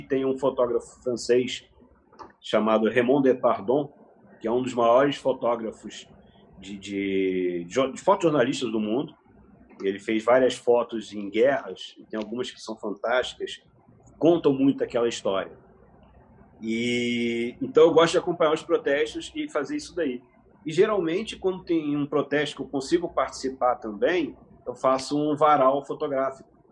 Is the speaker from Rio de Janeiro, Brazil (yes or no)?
yes; Nova Friburgo, Rio de Janeiro, Brazil; Eu nasci no Rio de Janeiro, vim para Friburgo aos 4 anos de idade